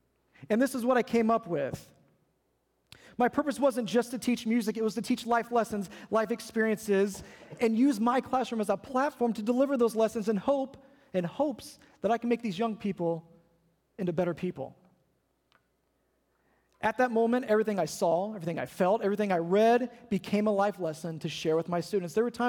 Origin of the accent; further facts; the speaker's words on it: Ohio, United States; We used to tease him because we came from Ohio. When you live up north for as long as we did, you get tired of seeing snow and rain and sleet and slush and gray skies and cold weather.